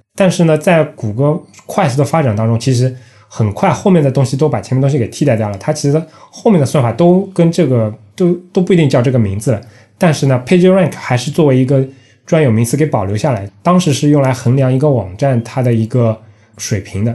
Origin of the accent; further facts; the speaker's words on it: China; 我们中国人